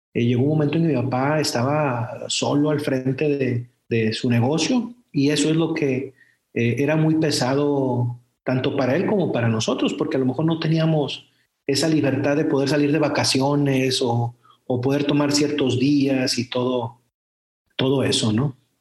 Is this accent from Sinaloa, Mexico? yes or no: yes; Culiacán, Sinaloa, Mexico; moved away as an adult; also born or lived in Compostela, Nayarit; Yo soy eh, una persona que nació en Culiacán, soy, soy culichi, orgulloso, soy tomatero de Culiacán